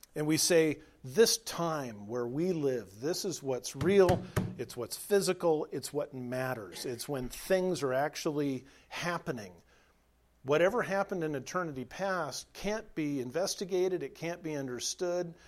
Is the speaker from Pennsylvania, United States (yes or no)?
no; Southern California, United States; moved away as an adult; now in Nebraska, United States; I was raised in Southern California, spent the first 33 years of my life